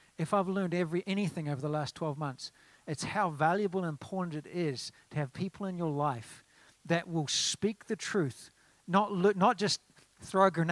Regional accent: New Zealand; now in United States; In New Zealand, we call it a 4x2

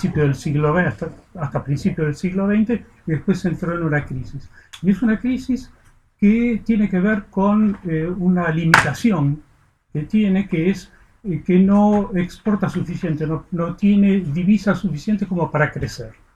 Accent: Argentina; moved away; mi país, lo que fue mi país hasta hace 50 años, cuando me fui de Argentina

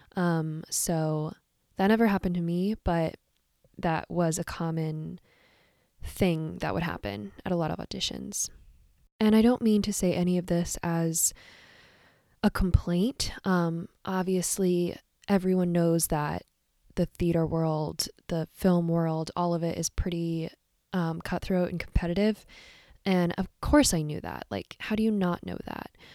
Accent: Silver Spring, Maryland, United States; moved away as an adult; now in New York, United States; I grew up in Silver Spring, Maryland, to a family of Irish musicians

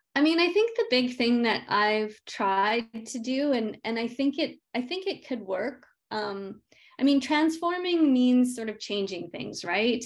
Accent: Yukon, Canada; I grew up in the Yukon, came back home with that.

